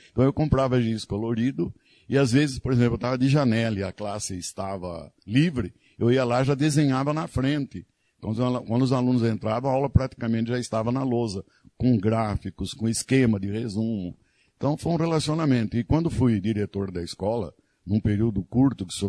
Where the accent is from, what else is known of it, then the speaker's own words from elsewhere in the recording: Dois Córregos, São Paulo, Brazil; moved away as an adult; now in Iracemápolis, Brazil; Eu nasci em Dois Córregos, estado de São Paulo.